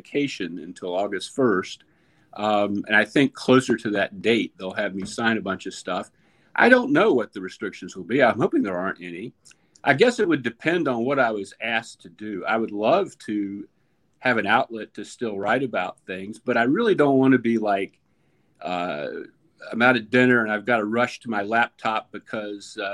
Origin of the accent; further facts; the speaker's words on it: North Carolina, United States; moved away; I grew up in North Carolina.